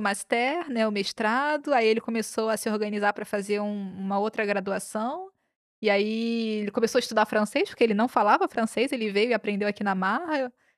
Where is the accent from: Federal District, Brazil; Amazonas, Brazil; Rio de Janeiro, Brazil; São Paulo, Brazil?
Rio de Janeiro, Brazil; moved away as an adult; Eu sou do Rio de Janeiro